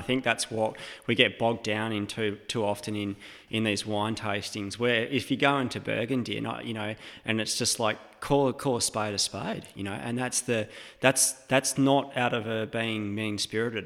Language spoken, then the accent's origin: English; Western Australia, Australia; moved away as an adult; also born or lived in Oregon; being an Australian and coming from that kind of, um, o-, outspoken family, like that country, West Australian vibe